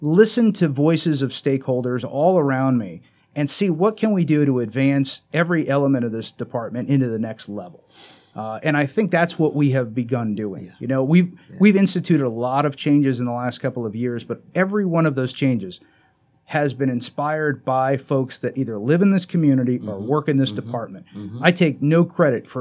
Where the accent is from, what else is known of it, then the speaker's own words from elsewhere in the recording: South Florida, United States; moved away as an adult; also born or lived in Broward County, Florida / Palm Beach County, Florida; now in Chesterfield County, United States; I grew up in South Florida